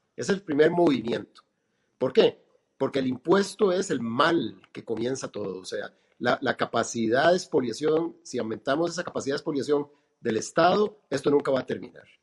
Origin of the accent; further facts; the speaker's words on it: Costa Rica; nosotros como ticos